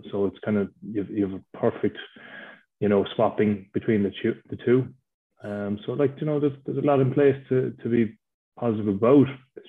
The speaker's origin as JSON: {"language": "English", "country": "Ireland", "said": "Like we're Irish players, and it's, you know, we have to play to our strengths."}